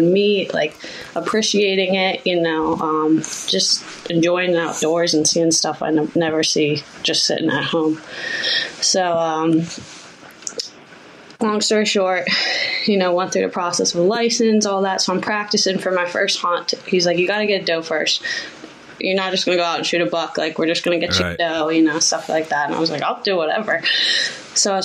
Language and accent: English; Pennsylvania, United States; now in New Jersey, United States; I was born in Pennsylvania